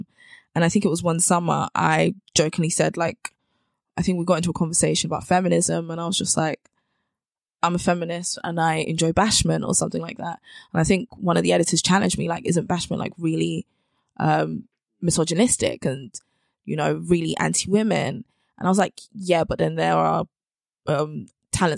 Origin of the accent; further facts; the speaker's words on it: London, United Kingdom; also born or lived in Bristol; So I'm from South London. So I was frequently like back and forth between uni and home. And I grew up in Brixton.